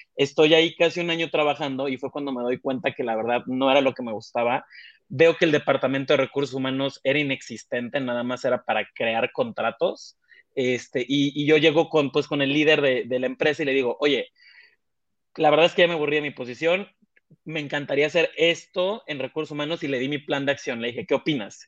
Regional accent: Mexico; moved away as an adult; now in Mexico City, Mexico; mexicano, ¿no? De hecho, yo ahorita justo estoy en la Ciudad de México, yo no nací aquí en la Ciudad de México, yo vengo de, un pueblito costero

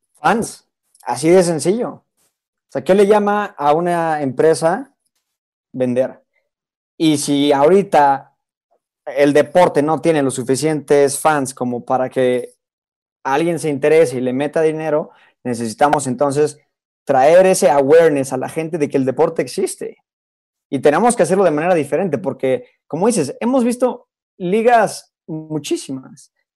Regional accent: Mexico; en México yo no sé si tenemos la infraestructura

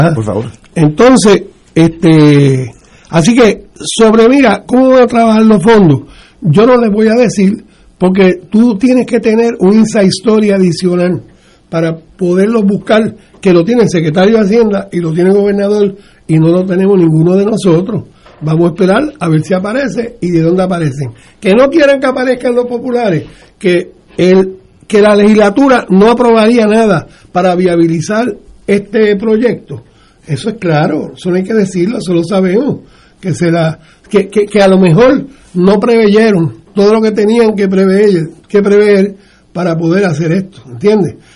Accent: Puerto Rico; nosotros, los ciudadanos americanos de Puerto Rico

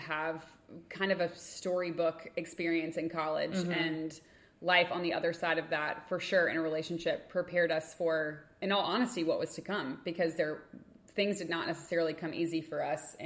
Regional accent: Lexington, United States; moved away; we were in Lexington, my hometown

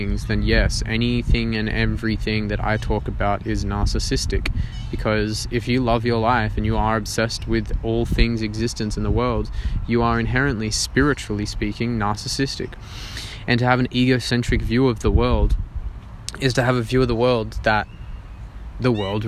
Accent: Australia

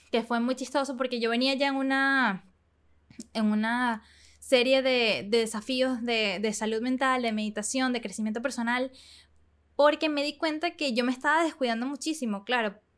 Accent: Panama; yo no me entero que soy panameña también, como hasta que estaba en cuarto grado.

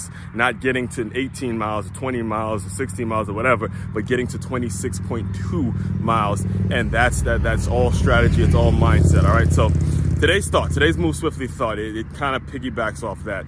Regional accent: Maryland, United States; I grew up in Maryland

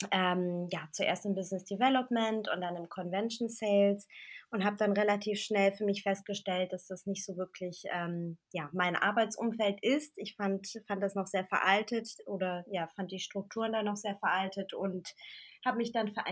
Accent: Hamburg, Germany; also born or lived in Berlin; wie du gesagt hast, ähm, ich komme ich aus Hamburg, beziehungsweise ich wohne jetzt wieder hier.

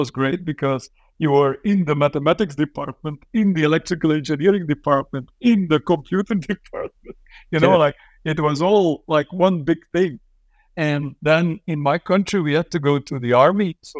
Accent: Flanders, Belgium; English is a second language; of language because I grew up in a country where the language is weaponized. You know

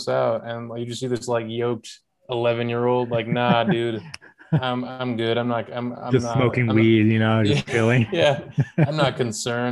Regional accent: United States; we're American

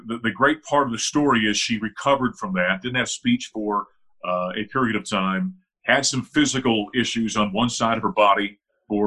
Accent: Grand Forks, North Dakota, United States; my hometown of Grand Forks, North Dakota

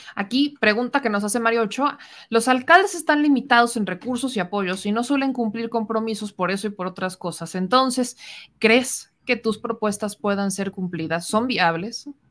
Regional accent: Puebla, Mexico; yo soy de Puebla

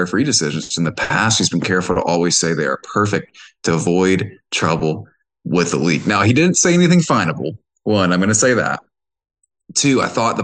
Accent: Georgia, United States; I'm from Reagan, Georgia

